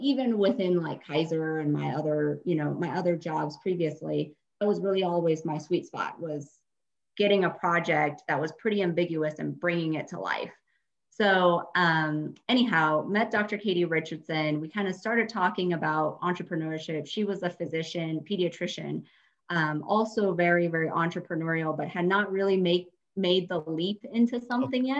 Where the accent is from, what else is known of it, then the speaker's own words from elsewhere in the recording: Colorado, United States; I am actually a Colorado native, um, born and raised in Colorado.